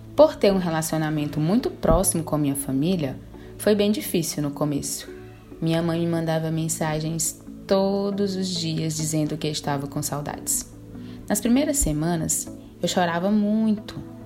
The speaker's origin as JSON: {"language": "Portuguese", "town": "Fortaleza", "region": "Ceará", "country": "Brazil", "tie": "born or raised there", "said": "Sempre morei com a família do meu pai na periferia de Fortaleza cidade onde nasci"}